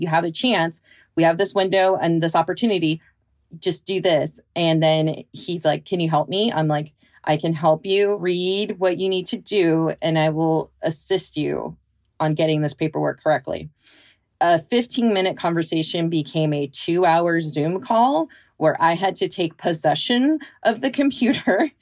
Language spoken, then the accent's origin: English; Bay Area of California, United States; born or raised there; now in Pacific Northwest, United States